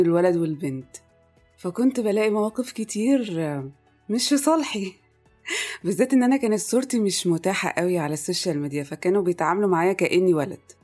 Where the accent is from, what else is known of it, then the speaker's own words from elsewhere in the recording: Egypt; moved away as an adult; also born or lived in Kuwait; كل مراحل تعليمي كانت في مصر